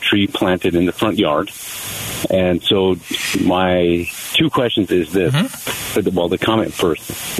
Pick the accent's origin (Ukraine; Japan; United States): United States; Colorado; now in Surprise, United States; So I'm newer to Arizona. I'm not used to this desert landscape or these trees. So I'm from Colorado.